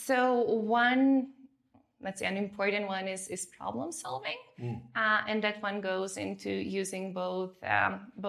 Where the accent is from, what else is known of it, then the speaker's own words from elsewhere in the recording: North Macedonia; moved away; also born or lived in Germany; I grew up in Macedonia